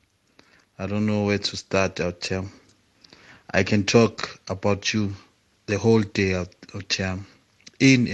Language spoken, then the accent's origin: English; Mpumalanga, South Africa; I was from Mpumalanga